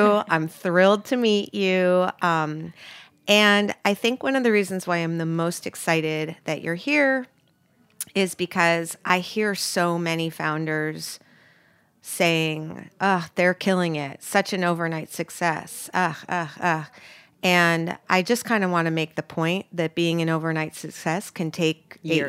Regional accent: New York City, New York, United States; I grew up in New York too.

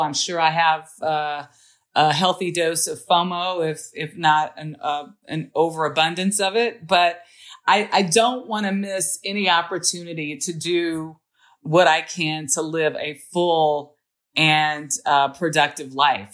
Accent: Los Angeles, California, United States; moved away; also born or lived in New Orleans; I grew up in South Central

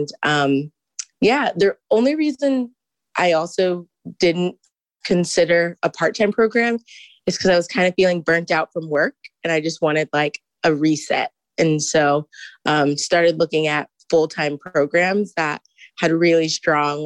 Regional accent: Houston, Texas, United States; moved away as an adult; now in Ann Arbor, United States; I am a full-time MBA student, and I am from Houston.

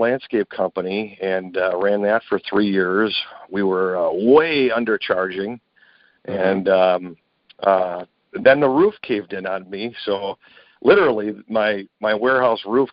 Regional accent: Milwaukee, Wisconsin, United States; I grew up in Milwaukee

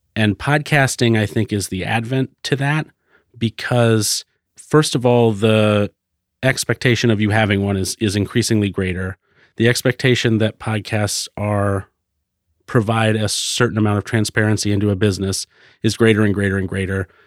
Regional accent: Florida, United States; also born or lived in Concord, New Hampshire; now in Portland, United States; I grew up in Florida

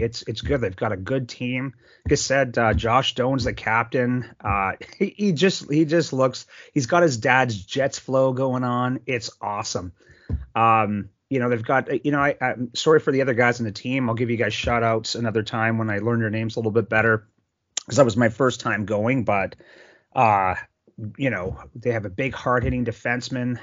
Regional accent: Sault Ste. Marie, Ontario, Canada; I grew up in Sault Ste. Marie, Ontario

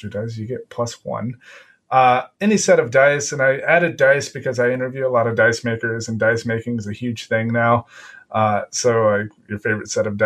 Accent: Texas, United States; moved away as an adult; also born or lived in Bavaria, Germany; now in Germany; Texas, my home state or country, as I like to call it

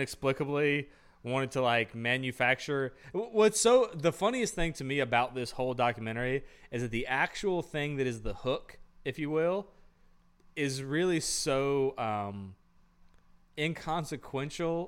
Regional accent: Raleigh, North Carolina, United States; I'm from Raleigh. I'm not from a small town

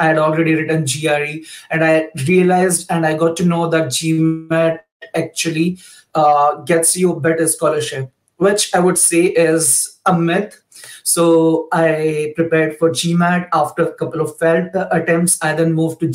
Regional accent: India; moved away as an adult; now in Germany; I'm basically from India, but I've been living and working in Germany for the past like 2 years or so now

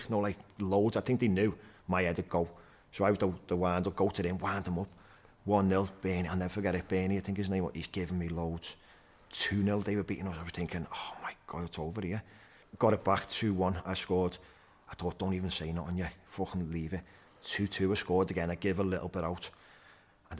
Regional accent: Liverpool, North West England, United Kingdom; I was from Anfield

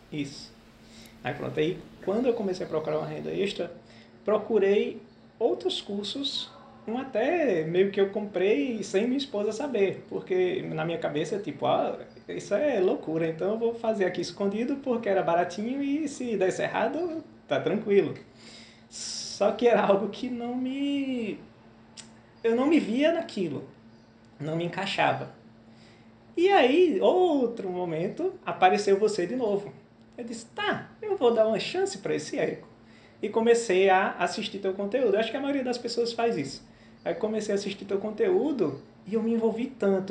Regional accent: interior of Pernambuco, Brazil; moved away as an adult; also born or lived in metropolitan region of Recife; Eu sou do interior de Pernambuco, mas já há alguns anos eu vim para a região metropolitana

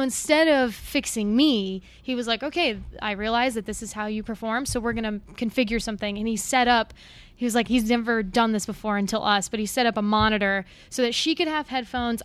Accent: Wyoming, United States; I grew up in Wyoming

